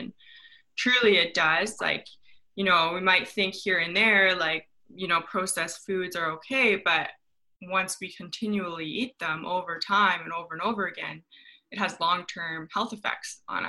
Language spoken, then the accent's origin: English; Canada; moved away as an adult; also born or lived in Ohio State University, United States; now in Los Angeles, United States; coming from being Canadian, I'm Canadian